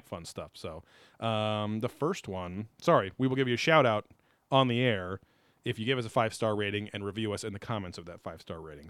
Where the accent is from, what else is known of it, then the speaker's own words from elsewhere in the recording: Southern California, United States; we've lived in Southern California our whole life